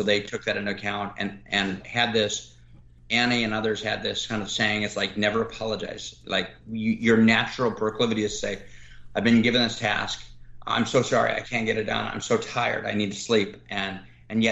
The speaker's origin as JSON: {"language": "English", "town": "Reno", "region": "Nevada", "country": "United States", "tie": "born or raised there", "said": "The area I live, I grew up in around Reno, Nevada, by Lake Tahoe"}